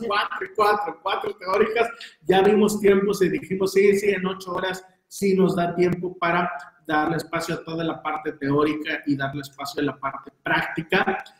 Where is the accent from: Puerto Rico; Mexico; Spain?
Mexico; Veracruz; como somos de Veracruz